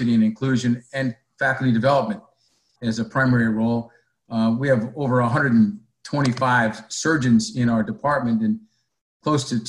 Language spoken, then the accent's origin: English; upstate New York, United States; born or raised there; also born or lived in San Diego, California / Charleston, South Carolina